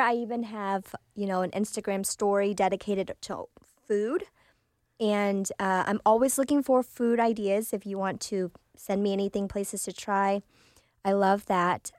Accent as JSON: {"language": "English", "town": "Oklahoma City", "region": "Oklahoma", "country": "United States", "tie": "born or raised there", "also_born_or_lived": "Vietnam", "second_language": "English", "said": "I grew up in Oklahoma City, went to school uh, in Putnam City District"}